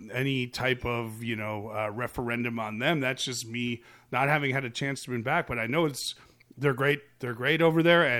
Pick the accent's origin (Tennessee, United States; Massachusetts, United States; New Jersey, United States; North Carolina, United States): New Jersey, United States; we're both from New Jersey